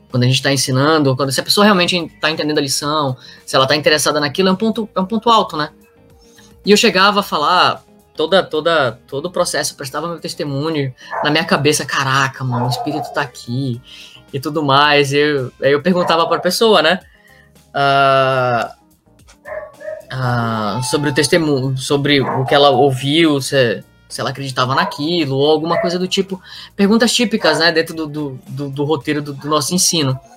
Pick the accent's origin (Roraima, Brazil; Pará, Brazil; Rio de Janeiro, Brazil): Roraima, Brazil; Eu também sou do norte, né? Sou lá de Roraima.